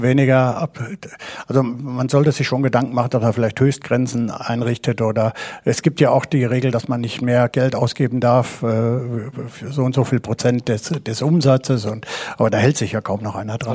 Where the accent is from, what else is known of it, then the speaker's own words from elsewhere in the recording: Bad Berleburg, North Rhine-Westphalia, Germany; Ich komme aus dem Sauerland, ja. aus Berleburg.